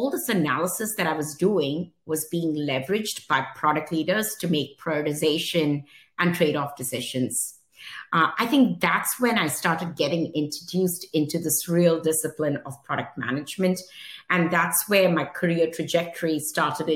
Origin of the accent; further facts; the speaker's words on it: Mumbai, Maharashtra, India; moved away as an adult; now in United States; I was born in Mumbai, India, and lived there almost till the age of 21